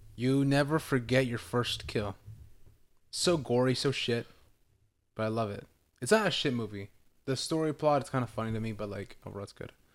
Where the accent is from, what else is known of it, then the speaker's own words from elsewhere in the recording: California, United States; I'm from Cali.